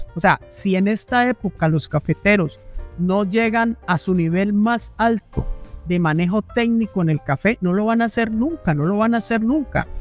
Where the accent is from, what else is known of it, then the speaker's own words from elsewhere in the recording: Huila, Colombia; yo vengo del Huila